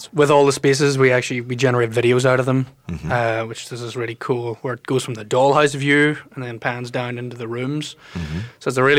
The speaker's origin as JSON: {"language": "English", "region": "Northern Ireland", "country": "United Kingdom", "tie": "born or raised there", "moved": "yes", "lives_now": "St. Paul, United States", "said": "I grew up in the North."}